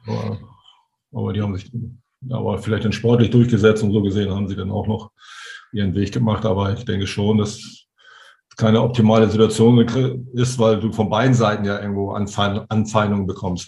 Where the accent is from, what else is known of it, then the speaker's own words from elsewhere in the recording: Hamburg, Germany; als Hamburger